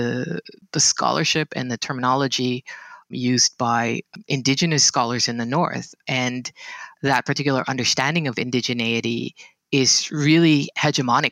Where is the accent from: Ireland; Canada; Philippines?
Philippines; Mindanao; also born or lived in Singapore; now in Los Angeles, United States; I am, you know, a native of Mindanao